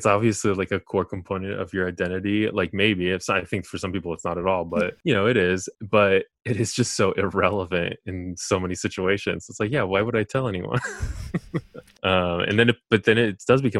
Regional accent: Colorado, United States; moved away as an adult; also born or lived in California; now in New York, United States; I'm originally from California, and I went to high school, middle school in Colorado

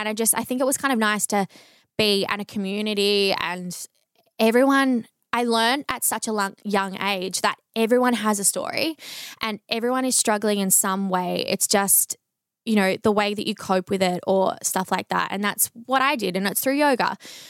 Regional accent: Bendigo, Victoria, Australia; And then near where I grew up in Bendigo, there was another psychologist that I started going

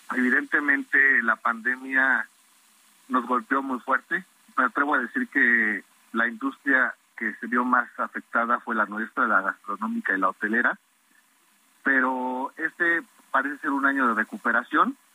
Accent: Mexico; como mexicanos

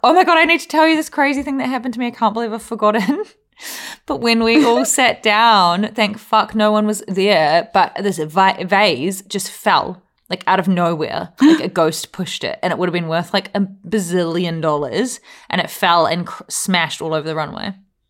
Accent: New Zealand; Win Hamlin has been not just saying this because I'm a Kiwi.

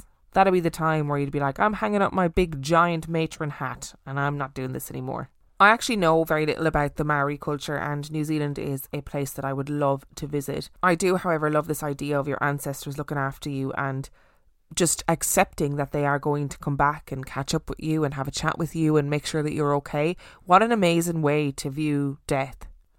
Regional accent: Dublin, Leinster, Ireland; I was born in South Dublin and lived in our first house there until I was 5 years old, when my parents bought a bigger house just 10 kilometres away from our first.

